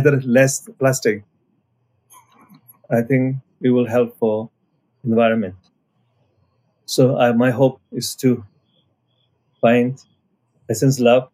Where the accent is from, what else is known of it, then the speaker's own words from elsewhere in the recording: Nepal; I'm coming from Nepal side